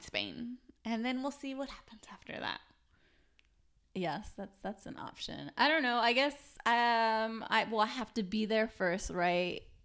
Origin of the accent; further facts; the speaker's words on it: United States; as an American